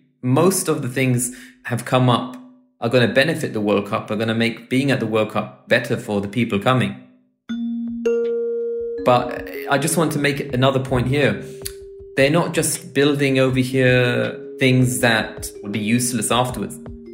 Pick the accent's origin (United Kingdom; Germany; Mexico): United Kingdom; England; now in Doha, Qatar; I'm from England.